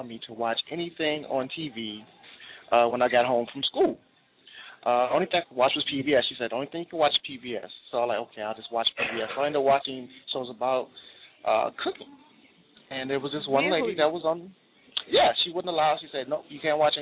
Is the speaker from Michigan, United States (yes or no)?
yes; Detroit, Michigan, United States; I'm just happy to be from Detroit